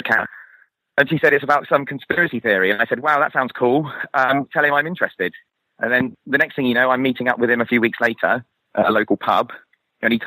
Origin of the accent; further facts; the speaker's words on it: Torquay, South West England, United Kingdom; moved away; my hometown in Torquay